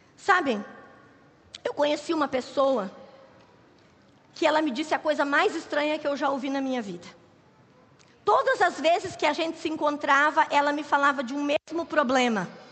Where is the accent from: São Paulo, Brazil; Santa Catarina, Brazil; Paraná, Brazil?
Paraná, Brazil; Curitiba; moved away as an adult; also born or lived in Acre; nós somos de Curitiba, somos curitibanos